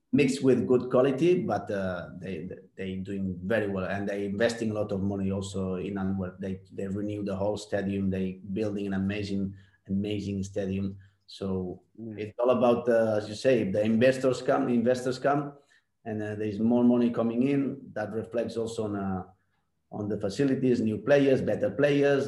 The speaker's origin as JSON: {"language": "English", "town": "Barcelona", "region": "Catalonia", "country": "Spain", "tie": "born or raised there", "also_born_or_lived": "New Zealand", "second_language": "English", "moved": "as an adult", "said": "the kind of football I grew up in La Masia, also in, uh, in the Spanish style, the Barcelona style."}